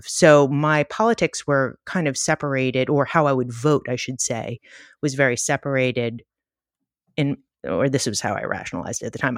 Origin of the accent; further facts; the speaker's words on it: New York City, New York, United States; I grew up in the Bronx, and I'm, like, from a very liberal Jewish family in Co-op City in the Bronx